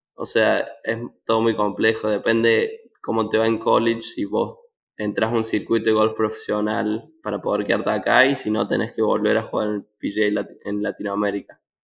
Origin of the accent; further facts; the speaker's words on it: Córdoba, Argentina; moved away as an adult; now in Arkansas, United States; yo soy de Córdoba